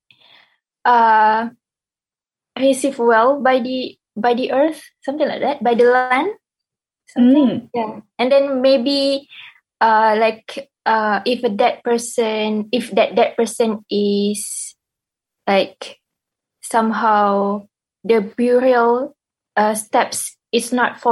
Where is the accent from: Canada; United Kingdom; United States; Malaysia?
Malaysia; moved away as an adult; also born or lived in New Zealand; now in Dunedin, New Zealand; I am Malay.